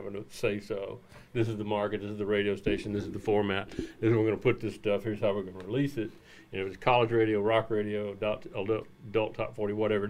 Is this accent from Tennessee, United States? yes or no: yes; Memphis, Tennessee, United States; I'm from Memphis